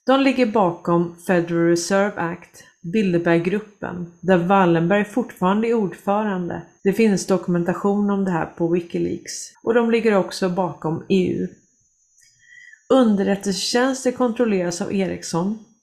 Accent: Sweden; vi kommer skämmas som svenskar

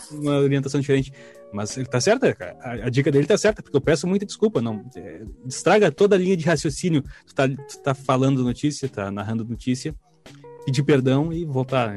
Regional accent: Brazil; a gente é brasileiro

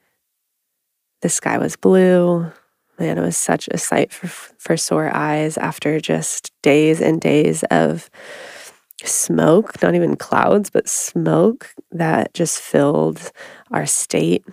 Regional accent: Oregon, United States; we both have been born and raised in Oregon

